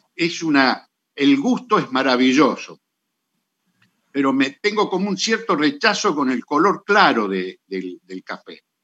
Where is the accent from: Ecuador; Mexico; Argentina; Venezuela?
Argentina